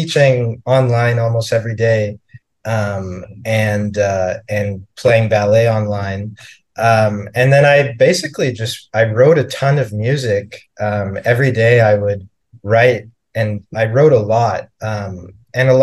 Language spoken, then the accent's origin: English; Canada; moved away as an adult; also born or lived in Toronto, Canada; now in New York City, United States; I'm from Canada. And I was living in Toronto at the time